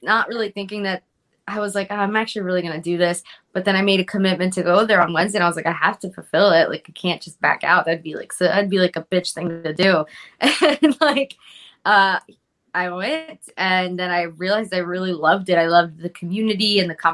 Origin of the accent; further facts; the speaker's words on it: Philadelphia, Pennsylvania, United States; also born or lived in Fairmount, Philadelphia; I'm in Port Richmond now, but I grew up at 2nd and Somerset